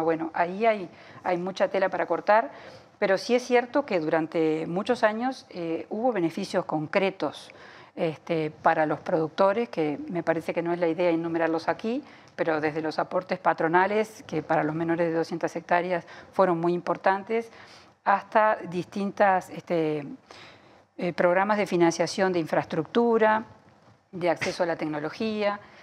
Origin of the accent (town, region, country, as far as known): Uruguay